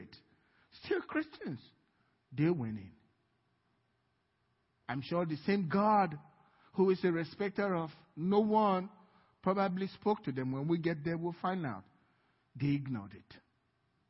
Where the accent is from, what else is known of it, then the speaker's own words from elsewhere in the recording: Nigeria; now in United States; I'm a Nigerian